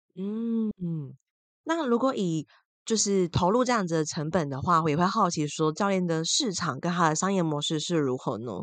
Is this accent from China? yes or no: no; Taiwan; 像威尼我们都是台湾人嘛